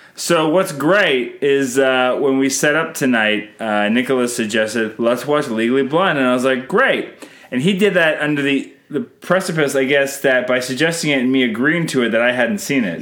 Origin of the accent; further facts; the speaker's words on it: Canada; I'm Canadian filmmaker